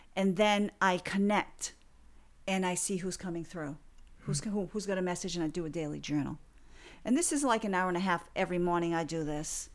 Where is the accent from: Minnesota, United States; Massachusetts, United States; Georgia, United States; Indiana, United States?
Massachusetts, United States; Fall River; my hometown of Fall River, Massachusetts